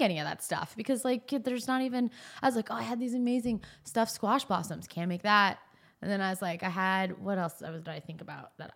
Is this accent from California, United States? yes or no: yes; Northern California, United States; moved away; also born or lived in Phoenix; I grew up in Northern California. I grew up going to Napa